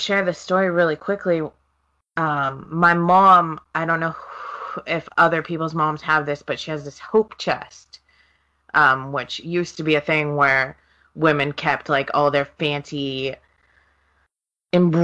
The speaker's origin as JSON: {"language": "English", "region": "Oregon", "country": "United States", "also_born_or_lived": "Seattle", "moved": "yes", "said": "I was from Oregon and living in Seattle"}